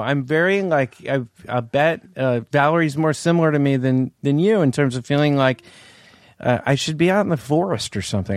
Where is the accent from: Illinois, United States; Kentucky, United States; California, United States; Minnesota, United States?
California, United States; Palo Alto; I grew up in Palo Alto.